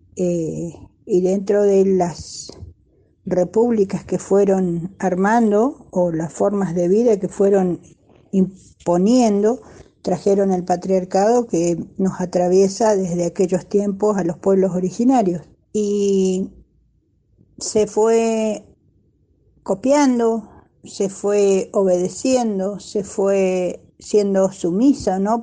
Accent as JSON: {"language": "Spanish", "town": "Bariloche", "region": "Río Negro", "country": "Argentina", "said": "soy de acá de Bariloche"}